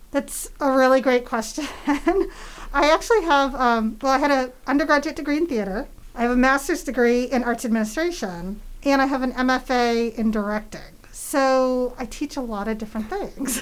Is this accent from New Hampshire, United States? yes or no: yes; New Hampshire, United States; moved away as an adult; also born or lived in San Francisco, California / New York City; I grew up in New Hampshire